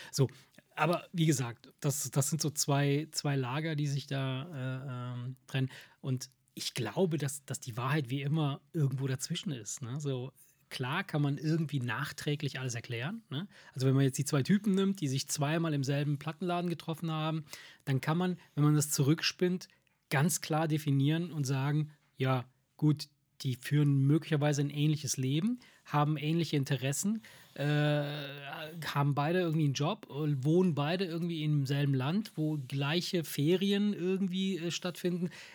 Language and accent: German; near Salerno, Campania, Italy; now in Germany